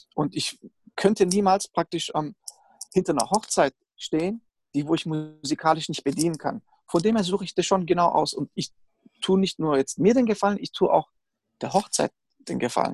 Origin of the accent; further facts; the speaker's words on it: Stuttgart area, Baden-Württemberg, Germany; ich bin ja auch aus dem Stuttgarter Raum